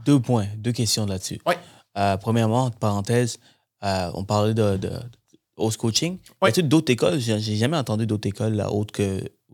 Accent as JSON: {"language": "French", "country": "Sri Lanka", "tie": "born or raised there", "moved": "yes", "lives_now": "Canada", "said": "viens du Sri Lanka, je suis né dans mon pays"}